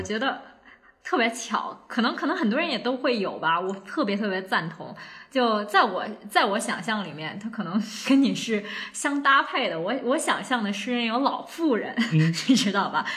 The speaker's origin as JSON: {"language": "Chinese", "country": "China", "tie": "born or raised there", "also_born_or_lived": "Buenos Aires, Argentina", "moved": "as an adult", "lives_now": "Abu Dhabi, United Arab Emirates", "said": "虽然是一个土生土长的中国人"}